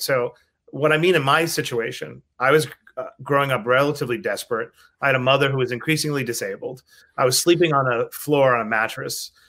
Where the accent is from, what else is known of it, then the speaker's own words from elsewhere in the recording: New York City, New York, United States; growing up in Queens